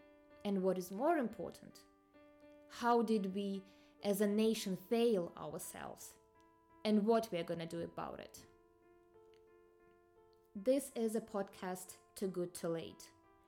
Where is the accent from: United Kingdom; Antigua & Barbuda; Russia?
Russia; I'm from Russia. I was born in 1998, which means that I lived most of my life under Putin.